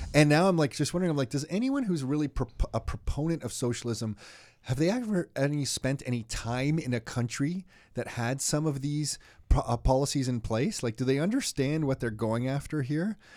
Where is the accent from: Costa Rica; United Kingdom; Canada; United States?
Canada; being born in this country and then having your own children in this country